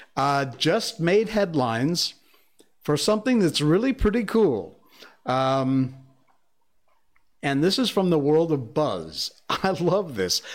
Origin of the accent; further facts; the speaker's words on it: Cornwall, Connecticut, United States; now in Malaysia; my hometown where I was born was Cornwall, Connecticut